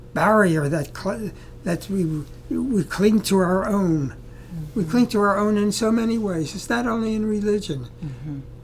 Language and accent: English; Baltimore, Maryland, United States; I come from Baltimore, Maryland. This was in the early 30s and 40s, early 40s, where there were no blacks in my community. I went to public school, junior high school, high school, called the Baltimore City College